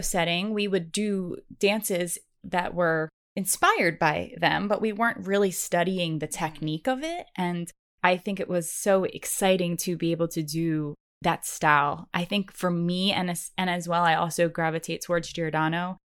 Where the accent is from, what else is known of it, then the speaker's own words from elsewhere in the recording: East Coast, United States; I grew up on the East Coast